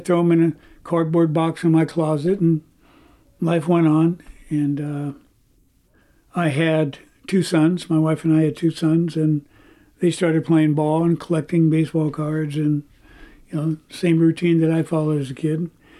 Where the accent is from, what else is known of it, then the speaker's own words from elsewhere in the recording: Oakland, California, United States; an incredible and very unique sports history in my hometown of Oakland.